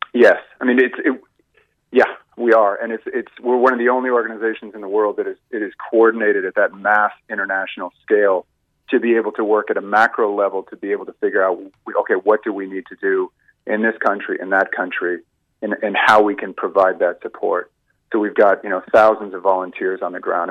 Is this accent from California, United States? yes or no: no; Boston, Massachusetts, United States; now in Ireland; you might pick up from my accent. I'm, I'm from Boston originally. Yeah. I've been here for a lot of years